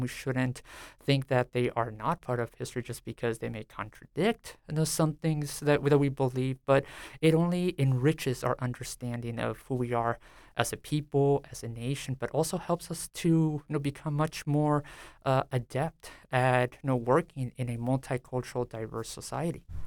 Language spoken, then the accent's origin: English; San Diego, California, United States; now in Stillwater, United States; I grew up in a predominantly, uh, Mexican-American, uh, community called Barrio Logan near downtown San Diego